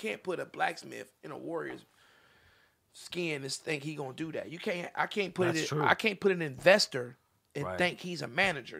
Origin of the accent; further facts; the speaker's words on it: Topeka, Kansas, United States; now in California, United States; All the way in California. I'm from Topeka, Kansas.